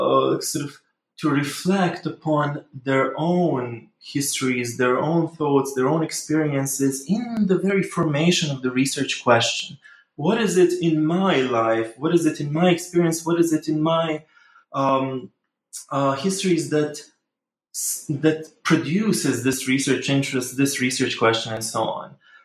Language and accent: English; Bosnia & Herzegovina; English is a second language; I am Bosnian. I'm from Bosnia. Actually, I was born in Yugoslavia, so slightly different country. But I am Bosnian